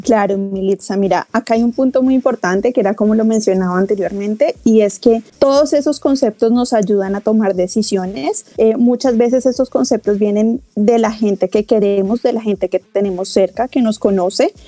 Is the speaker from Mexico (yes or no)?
no; Colombia; moved away; yo soy colombiana, terminé mi carrera de psicología en Colombia